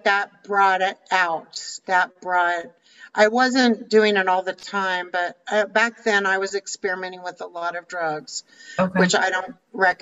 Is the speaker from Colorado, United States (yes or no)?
yes; Littleton, Colorado, United States; moved away as an adult; also born or lived in Washington, D.C. / Arizona; I grew up in Littleton, Colorado